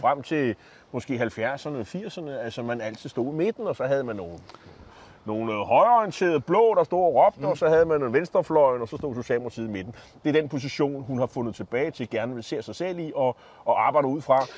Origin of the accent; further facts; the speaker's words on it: Copenhagen, Capital Region of Denmark, Denmark; nu er jeg jo fra København